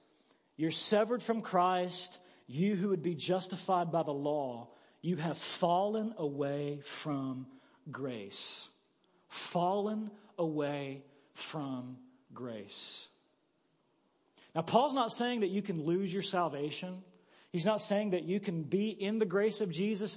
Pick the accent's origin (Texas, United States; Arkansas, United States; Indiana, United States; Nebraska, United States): Arkansas, United States; Paragould; I grew up in Paragould